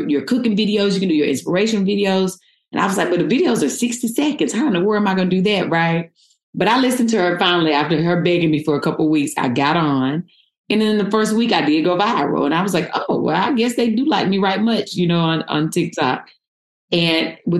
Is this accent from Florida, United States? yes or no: no; North Carolina, United States; moved away as an adult; now in Los Angeles, United States; I came from North Carolina, born and raised, and I moved